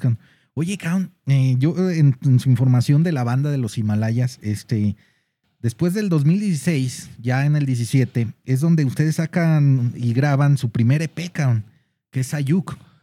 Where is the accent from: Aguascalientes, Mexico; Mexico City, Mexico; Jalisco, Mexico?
Jalisco, Mexico; Guadalajara; nosotros como tapatíos